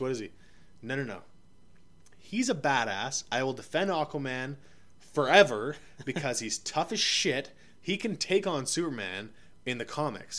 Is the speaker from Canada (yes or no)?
yes; Ottawa, Ontario, Canada; also born or lived in Yellowknife; I'm from Ottawa, obviously, but recording from out of Yellowknife